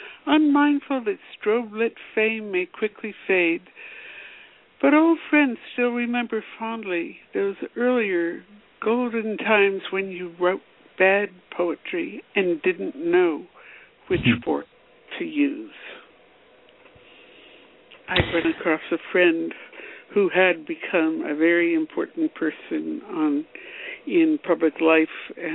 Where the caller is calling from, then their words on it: Washington, District of Columbia, United States; Washington, D.C.